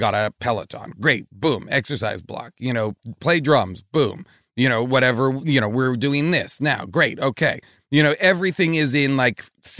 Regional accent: Boston, Massachusetts, United States; I grew up in New England. I grew up like suburban Boston. And my whole family lives in that same in Boston.

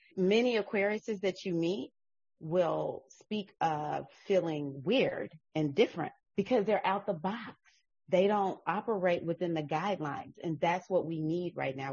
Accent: Mississippi, United States; moved away as an adult; also born or lived in Atlanta, Georgia; I was raised up in the 70s and the 80s and so there was, was no questioning that. I, I'm from Mississippi.

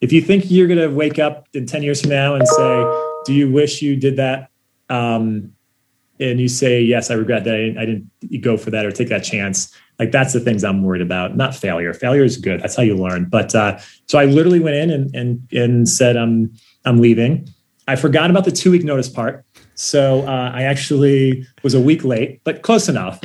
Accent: Ohio, United States; we grew up in Ohio

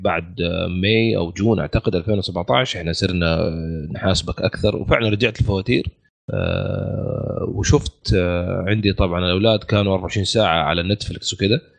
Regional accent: Saudi Arabia; عندنا في السعودية

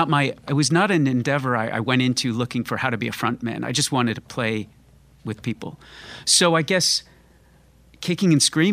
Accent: Florida, United States; also born or lived in Connecticut; Well, I kind of grew up in Connecticut and then Florida, and found music and all that once I moved to Florida.

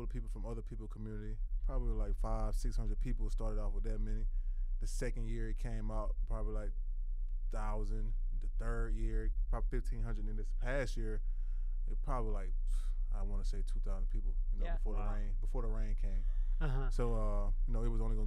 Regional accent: Toomsboro, Georgia, United States; also born or lived in Macon, Georgia; born in Macon, Georgia. You know, grew up in, like you said, I grew up in Toomsboro, Georgia. Back and forth, my mom lived in Macon.

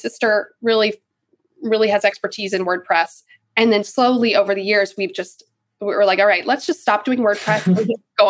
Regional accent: Charlotte, North Carolina, United States; I'm originally from North Carolina in Charlotte, in the States. And I grew up doing theater and musical theater

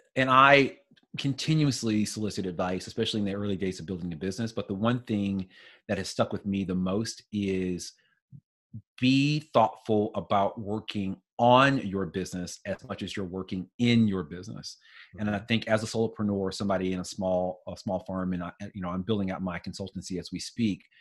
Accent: St. Louis, Missouri, United States; moved away; I'm originally from St. Louis

